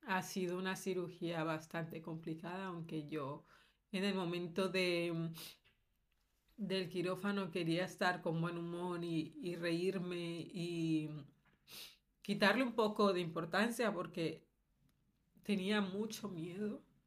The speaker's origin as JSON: {"language": "Spanish", "country": "Colombia", "moved": "yes", "lives_now": "Valencia, Spain", "said": "de Colombia"}